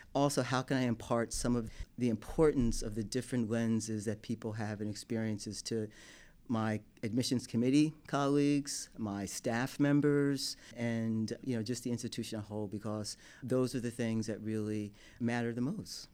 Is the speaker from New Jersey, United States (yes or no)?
yes; Newark, New Jersey, United States; also born or lived in New York City; I grew up in Newark, New Jersey.